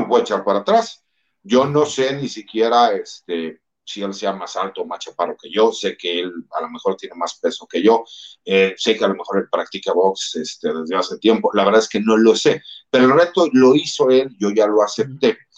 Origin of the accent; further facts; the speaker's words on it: Mexico; como mexicanos, más del ambiente donde yo vengo, que es el ambiente militar